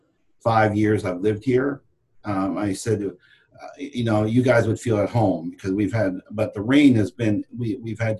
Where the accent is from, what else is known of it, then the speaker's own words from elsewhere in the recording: Canada; moved away as an adult; now in United States; I was born and raised in Canada and moved to the United States in 93